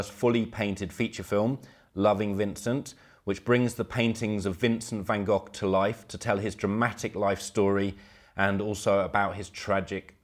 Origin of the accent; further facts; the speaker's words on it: United Kingdom; moved away as an adult; now in Poland; Growing up in Britain